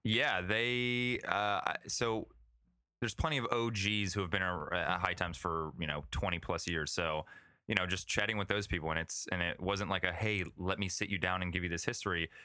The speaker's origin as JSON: {"language": "English", "region": "Florida", "country": "United States", "tie": "born or raised there", "also_born_or_lived": "Cleveland, Ohio / New York", "moved": "yes", "lives_now": "Los Angeles, United States", "said": "I was born and raised in Florida"}